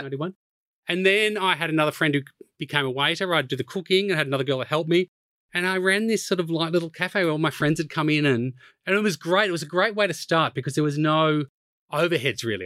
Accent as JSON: {"language": "English", "town": "Melbourne", "region": "Victoria", "country": "Australia", "tie": "born or raised there", "also_born_or_lived": "Japan", "moved": "as an adult", "lives_now": "London, United Kingdom", "said": "I was brought up in Melbourne"}